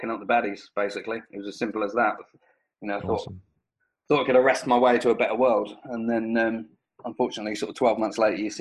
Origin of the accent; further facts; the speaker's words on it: St Neots, East of England, United Kingdom; I grew up in a small town called St. Neots in Cambridgeshire.